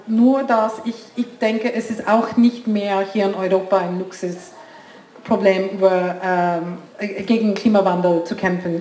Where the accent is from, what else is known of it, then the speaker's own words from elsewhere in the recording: India; German is a second language; moved away as an adult; also born or lived in United States; now in Switzerland; Ich bin, ich bin Schweizerin, ich habe in U S A lang gelebt, ich bin Inderin